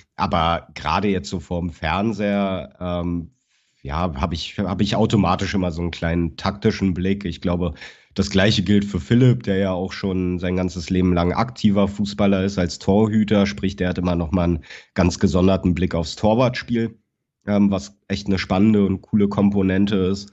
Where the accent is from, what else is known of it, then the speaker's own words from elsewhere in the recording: Berlin, Germany; moved away as an adult; now in Cologne, Germany; ich bin geboren und aufgewachsen in Berlin-Schöneberg